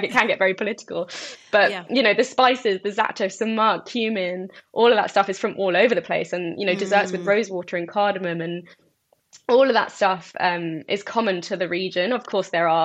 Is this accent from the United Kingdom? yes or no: yes; United Kingdom; I'm British Iraqi, but I generally refer to myself more as Middle Eastern because I feel more Middle Eastern. I've never been to Iraq. I was born in the UK.